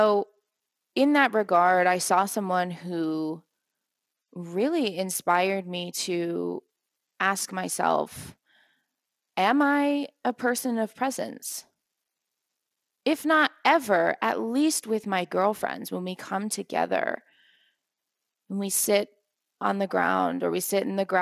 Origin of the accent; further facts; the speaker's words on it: East Coast of the US, United States; now in Guatemala; I'm from the East Coast.